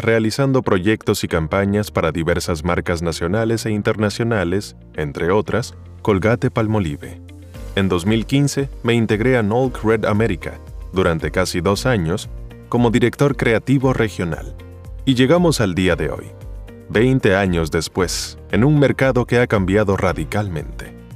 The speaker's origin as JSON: {"language": "Spanish", "town": "Caracas", "region": "Capital District", "country": "Venezuela", "tie": "born or raised there", "said": "Nací el 2 de diciembre de 1952 en Caracas, Venezuela. Soy de El Paraíso"}